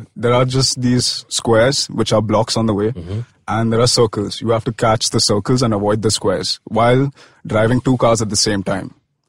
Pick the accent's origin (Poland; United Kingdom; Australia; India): India